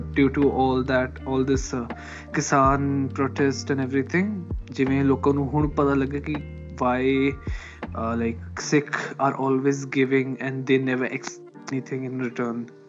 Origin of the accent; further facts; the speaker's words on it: Malwa, Punjab, India; accent: Malwai; ਮੇਰੀ ਬੋਲੀ ਜਿਹੜੀ that's you know totally Malwai